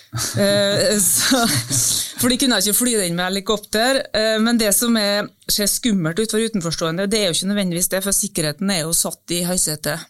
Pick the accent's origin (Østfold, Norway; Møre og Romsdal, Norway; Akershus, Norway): Møre og Romsdal, Norway; Battenfjorden, Nordvestlandet; moved away; Da var jeg på ferie på hjemstedet mitt, Battenfjorden på Nordvestlandet.